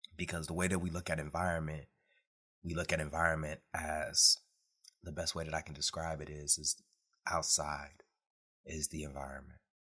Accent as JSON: {"language": "English", "town": "Detroit", "region": "Michigan", "country": "United States", "tie": "born or raised there", "said": "growing up in Detroit, Michigan"}